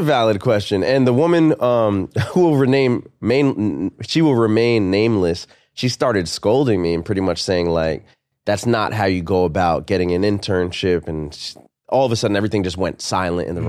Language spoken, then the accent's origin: English; New York, United States; I'm from New York, born and raised in New York